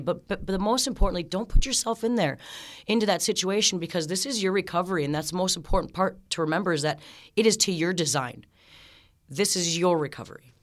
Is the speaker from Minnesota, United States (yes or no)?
yes; Aitkin, Minnesota, United States; moved away as an adult; now in Ogilvie, United States; I grew up in Aiken, Minnesota